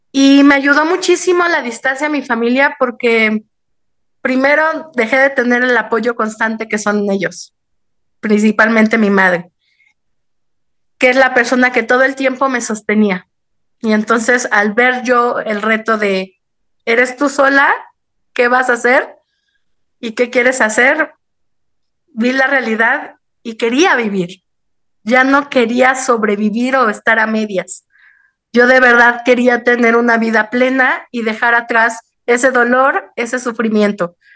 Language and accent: Spanish; Mexico City, Mexico; Yo nací y crecí en el Distrito Federal, ahora Ciudad de México